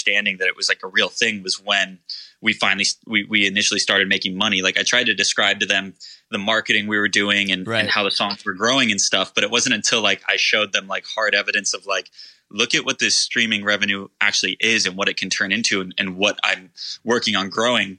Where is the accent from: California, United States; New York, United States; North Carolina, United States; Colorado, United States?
California, United States; Irvine; also born or lived in Long Beach, California; I was raised in Irvine. So OC, born and raised